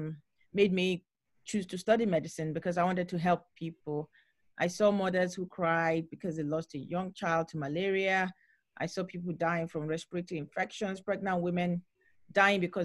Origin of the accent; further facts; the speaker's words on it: Nigeria; When I was growing up in Nigeria, as a child, I had my own healthcare challenges